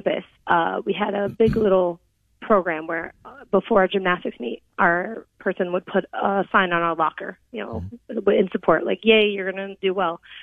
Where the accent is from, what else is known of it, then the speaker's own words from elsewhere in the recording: Columbus, Ohio, United States; now in Cleveland, United States; I grew up in Columbus, Ohio.